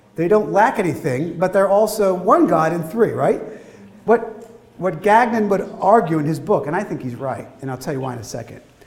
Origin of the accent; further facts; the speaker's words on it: Philadelphia, Pennsylvania, United States; my hometown, Philadelphia